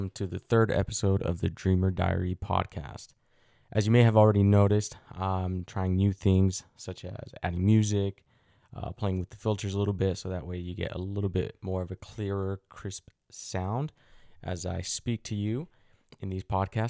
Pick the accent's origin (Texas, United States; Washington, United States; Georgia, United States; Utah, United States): Utah, United States; also born or lived in Mexico; growing up in Utah